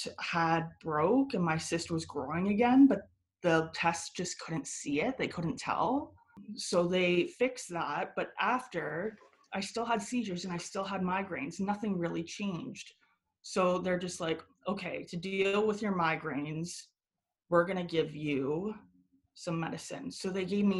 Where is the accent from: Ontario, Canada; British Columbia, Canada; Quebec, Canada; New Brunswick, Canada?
Ontario, Canada; Guelph; also born or lived in Buffalo, New York, United States; now in Toronto, Canada; I was born in Buffalo, but I moved to Canada, specifically Guelph, around three and a half, four.